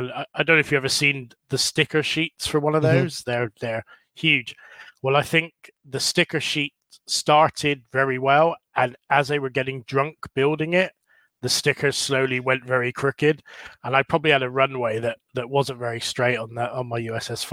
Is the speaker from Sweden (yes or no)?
no; Bridgwater, South West England, United Kingdom; also born or lived in California; I'm from the Southwest, a place called Bridgewater, which is right down in the sort of, between Bristol and like the bottom of Cornwall.